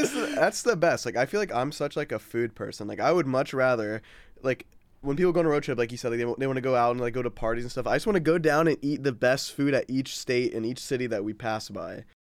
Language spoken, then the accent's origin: English; Houston, Texas, United States; moved away as an adult; now in Orlando, United States; I was born in Houston, Texas, and I moved here, like, last year